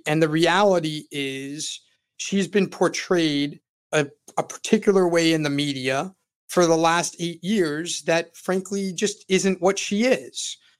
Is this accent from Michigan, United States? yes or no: no; Florida, United States; I'm born and raised in Florida and have lived more than three-fourths of my life in the state of Florida